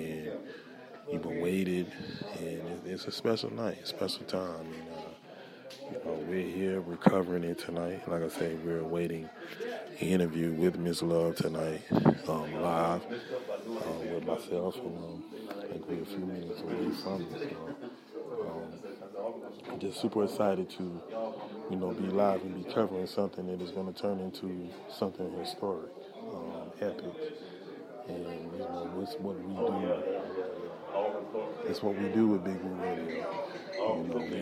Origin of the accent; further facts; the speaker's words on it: United States; we as Americans